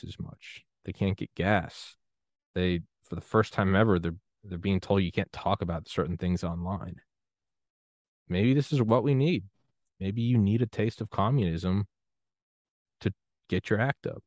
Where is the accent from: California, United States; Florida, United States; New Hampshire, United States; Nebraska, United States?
New Hampshire, United States; moved away as an adult; also born or lived in Georgia; I grew up in New Hampshire